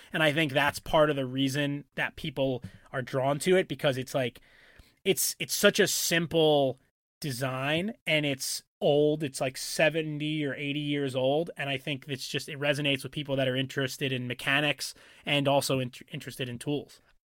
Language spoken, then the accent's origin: English; New York and Long Island, United States; growing up in New York and Long Island